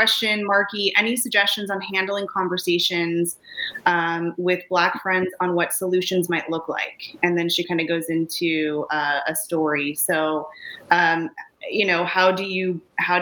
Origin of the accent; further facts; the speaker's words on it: California, United States; I grew up in California, not New York